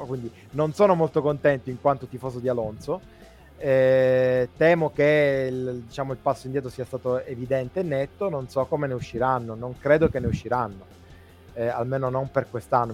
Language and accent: Italian; Sicily, Italy; noi che siamo siciliani